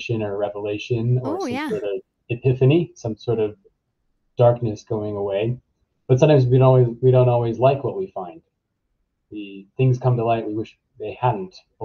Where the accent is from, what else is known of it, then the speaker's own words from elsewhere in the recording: New York City, New York, United States; also born or lived in Canada; So I'm a native of New York City. I grew up in Manhattan